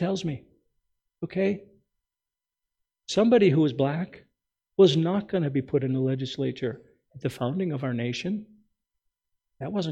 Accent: United States; as an American

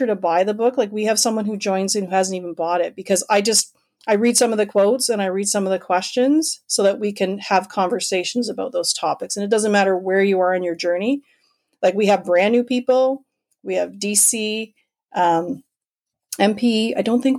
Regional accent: Canada

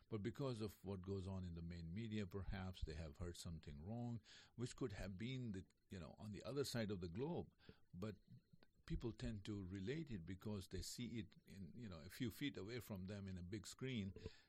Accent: India; moved away as an adult; also born or lived in New Jersey; now in North Carolina, United States; Originally from India, yes.

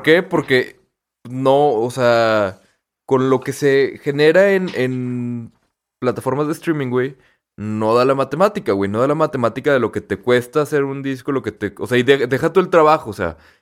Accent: Torreón, Coahuila, Mexico; somos de Torreón, ¿no? Y que aquí no hay tanto tráfico

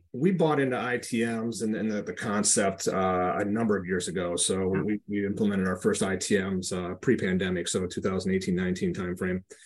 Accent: Flint, Michigan, United States; moved away; also born or lived in Grand Rapids, Michigan / Detroit, Michigan; I grew up in the Flint area, had moved to Grand Rapids to graduate high school

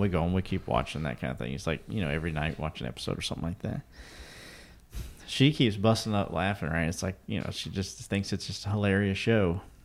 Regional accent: eastern Kentucky, United States; I'm from the mountains of eastern Kentucky

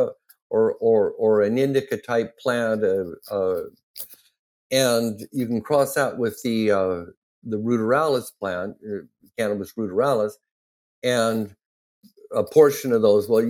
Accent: Ontario, Oregon, United States; my hometown, Ontario, Oregon

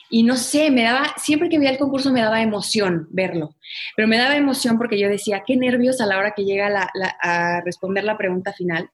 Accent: Guadalajara, Jalisco, Mexico; Yo nací en Guadalajara, toda mi familia es de Guadalajara

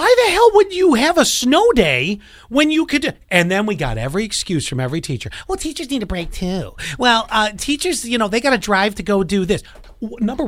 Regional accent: Buffalo, New York, United States; I grew up in Buffalo

